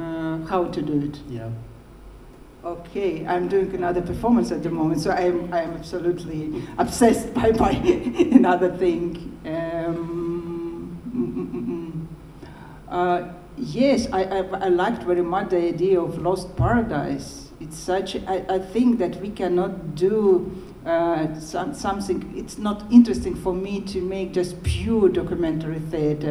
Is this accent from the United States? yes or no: no; Baku, Azerbaijan; first language Russian; English is a second language; now in Moscow, Russia; I'm half Armenian and I was born in Baku